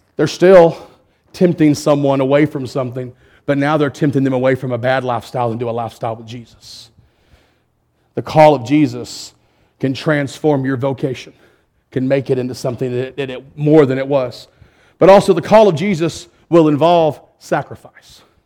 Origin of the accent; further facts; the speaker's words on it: Perrin, Texas, United States; I'm from Perrin